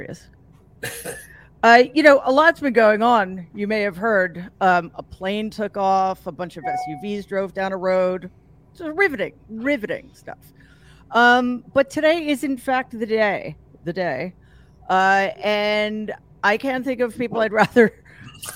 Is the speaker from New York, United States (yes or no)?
yes; New York City, New York, United States; my hometown, the Gramercy Theater in New York City